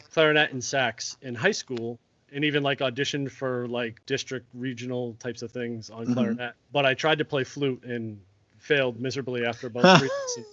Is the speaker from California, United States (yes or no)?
no; Middleborough, Massachusetts, United States; also born or lived in North Adams, Massachusetts; I grew up in a small town in Massachusetts called Middleborough